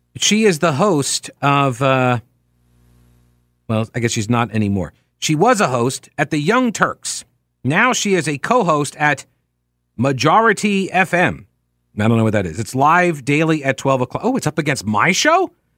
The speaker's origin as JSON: {"language": "English", "region": "New York", "country": "United States", "said": "I'm from New York"}